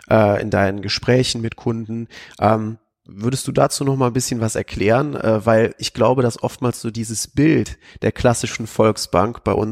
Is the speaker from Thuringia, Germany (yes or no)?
no; Koblenz, Rhineland-Palatinate, Germany; und dann war ich da auch bei der Bank, äh, weil das eben meine Heimat ist. Und so eine Stadt wie Koblenz, da hast du natürlich auch mit äh, Zielgruppen zu tun